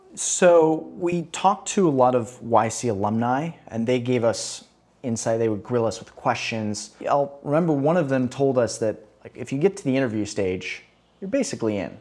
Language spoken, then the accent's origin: English; Chicago, Illinois, United States; moved away as an adult; also born or lived in Boston; now in Rio de Janeiro, Brazil; I grew up in Chicago